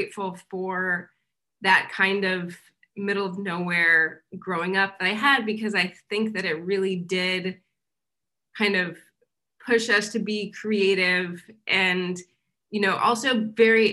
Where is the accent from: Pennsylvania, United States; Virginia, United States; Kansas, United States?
Kansas, United States; moved away as an adult; also born or lived in New York; so I grew up in Kansas, I went to school here, and then I left when I was 22, and I didn't come back until last year when I was 41